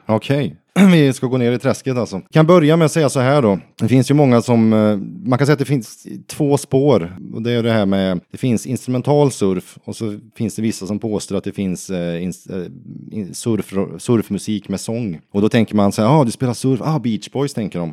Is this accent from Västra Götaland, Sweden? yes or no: yes; Vänersborg, Västra Götaland, Sweden; also born or lived in United States; i Vänersborg då, där jag kommer ifrån.